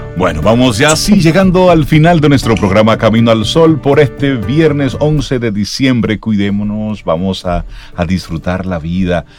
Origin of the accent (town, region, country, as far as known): Dominican Republic